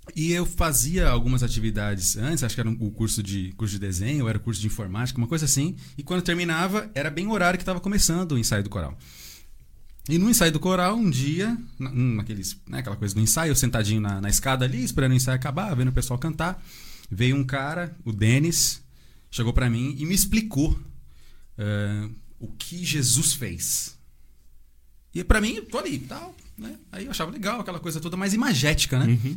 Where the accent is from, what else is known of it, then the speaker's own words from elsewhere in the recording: Santa Isabel, São Paulo, Brazil; now in Arujá, Brazil; E eu nasci aqui, sempre vivi aqui, né? Hoje estou morando em Arujá, mas sempre fui de Santa Isabel